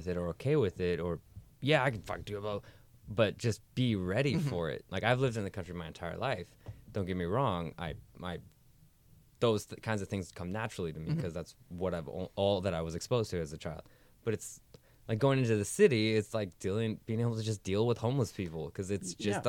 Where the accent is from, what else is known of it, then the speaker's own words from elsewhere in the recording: Auburn, California, United States; also born or lived in Sacramento; I'm from Auburn